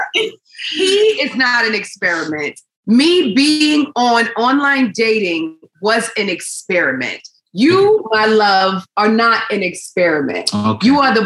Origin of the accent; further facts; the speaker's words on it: New York City, New York, United States; also born or lived in Harlem; I live in Harlem, but I'm a Queens girl.